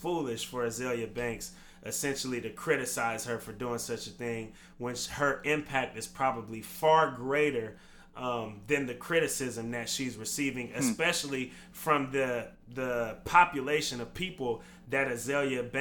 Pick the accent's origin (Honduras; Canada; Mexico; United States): United States; Vallejo, California; I grew up in Vallejo, and I went to school in Vallejo from elementary through my eighth grade year of middle school.